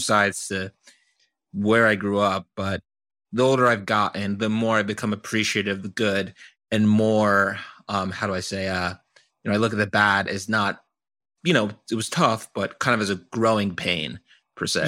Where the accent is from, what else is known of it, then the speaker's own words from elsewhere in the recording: Doylestown, Pennsylvania, United States; moved away; I grew up in the suburbs of Pennsylvania, this small town called, uh, Doylestown